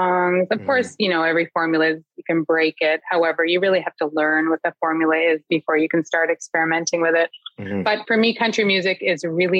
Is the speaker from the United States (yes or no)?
no; Toronto, Ontario, Canada; growing up in Scarborough